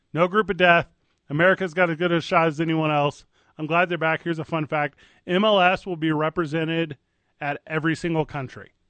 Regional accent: Illinois, United States; now in Albuquerque, United States; a kid growing up in Illinois

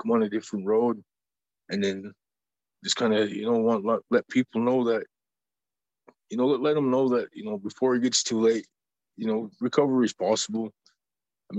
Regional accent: Browning, Montana, United States; I grew up in Browning myself, the community.

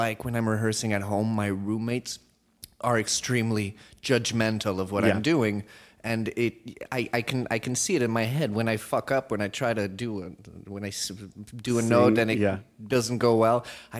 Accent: Portugal; moved away; also born or lived in France; I'm a native from France, but I was raised in Portugal.

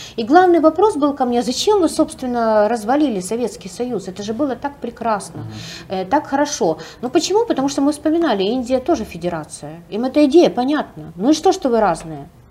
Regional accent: Ukraine; мы с Украины

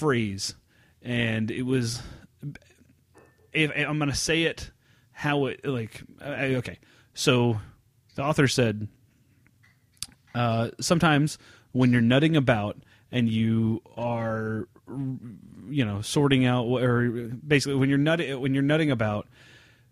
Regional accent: United States; us Americans

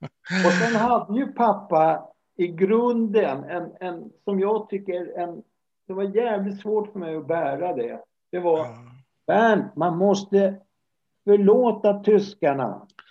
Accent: Stockholm, Stockholm County, Sweden; jag växte upp i, i Årsta i södra Stockholm

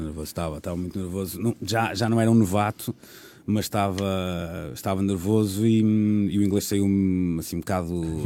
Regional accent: Porto, Norte, Portugal; moved away as an adult; also born or lived in Lisbon; Eu sou do Porto, trabalhava no Porto

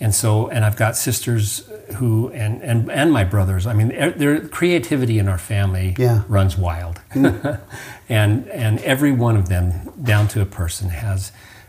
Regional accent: Utah, United States; moved away; also born or lived in Huntsville, Alabama; I grew up in Utah, and so skiing was a big part of my life.

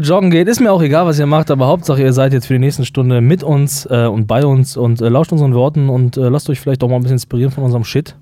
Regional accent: West Germany, Germany; bei uns im Westen hat man ja relativ stark sich darum bemüht, den Nationalsozialismus aufzuklären.

